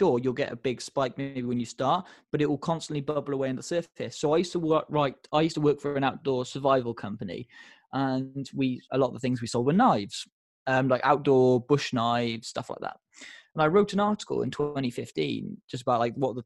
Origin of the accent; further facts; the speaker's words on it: United Kingdom; we're very British about it